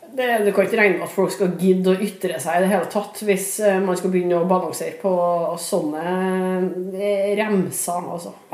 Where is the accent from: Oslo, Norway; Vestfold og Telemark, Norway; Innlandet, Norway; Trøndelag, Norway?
Trøndelag, Norway; Trondheim; det bryggeriet lå eh, bokstavelig talt steinkast der jeg vokste opp